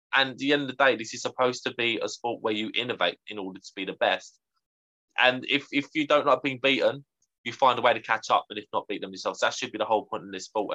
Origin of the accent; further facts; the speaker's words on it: United Kingdom; as a young Brit at the time